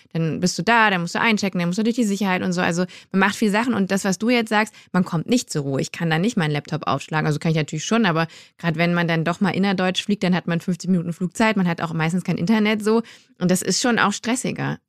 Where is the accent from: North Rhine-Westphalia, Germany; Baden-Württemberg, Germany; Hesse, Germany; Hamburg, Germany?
North Rhine-Westphalia, Germany; Düsseldorf; moved away; ich komme aus, aus Düsseldorf, aus der mhm. Nähe. Und als Kind war ich immer in so einem Gewürzladen